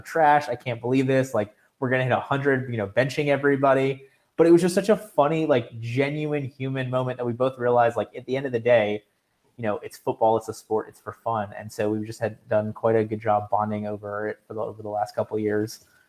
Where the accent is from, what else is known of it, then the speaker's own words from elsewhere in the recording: South Florida, United States; I'm from South Florida